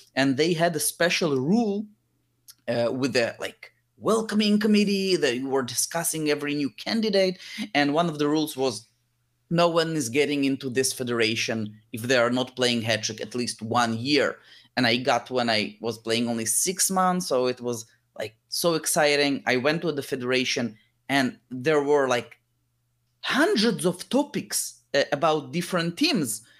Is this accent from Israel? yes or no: yes; Israel; also born or lived in Lithuania; when I was seven year old, we moved from Lithuania to Israel